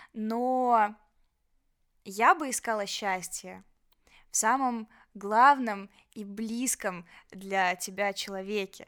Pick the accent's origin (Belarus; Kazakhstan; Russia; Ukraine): Belarus; moved away as an adult; now in Georgia; мы же белорусы